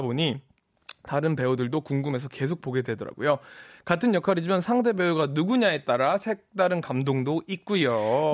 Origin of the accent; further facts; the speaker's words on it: New York, United States; moved away; 제가 또 브로드웨이 뉴욕 출신이잖아요.